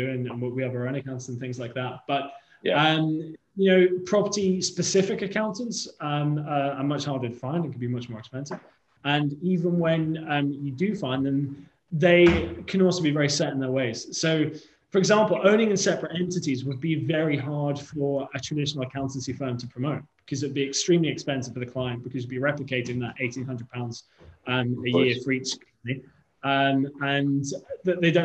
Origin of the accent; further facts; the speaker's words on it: Liverpool, North West England, United Kingdom; now in London, United Kingdom; my hometown of Liverpool